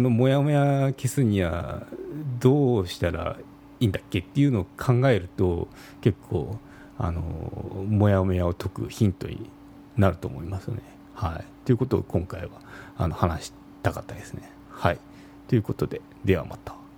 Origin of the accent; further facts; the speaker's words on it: Kyushu, Japan; moved away as an adult; also born or lived in Kanto; もともと育ちが、まあ、あの田舎なんですよね生まれは都会の関東の方なんですけど育ったのは田舎ですね九州の方で